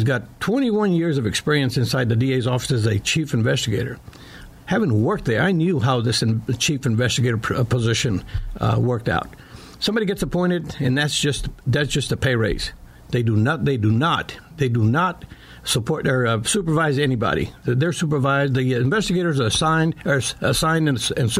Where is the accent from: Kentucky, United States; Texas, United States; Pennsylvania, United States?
Texas, United States; Austin; also born or lived in Michigan; I'm originally from Austin, born and raised here, grew up on the east side, saw this Austin grow up from a small community into what it is today